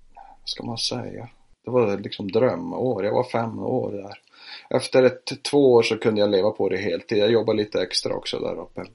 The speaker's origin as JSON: {"language": "Swedish", "town": "Piteå", "region": "Norrbotten County", "country": "Sweden", "tie": "born or raised there", "said": "Jag är född i Piteå så jag flyttade eh, till Piteå"}